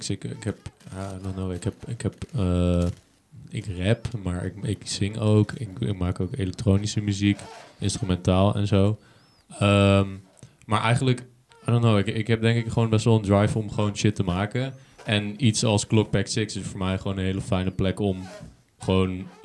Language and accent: Dutch; Boxmeer, North Brabant, Netherlands; now in Arnhem, Netherlands; ik kom uit Boksmeer. Dat is eh, ten zuiden van Nijmegen.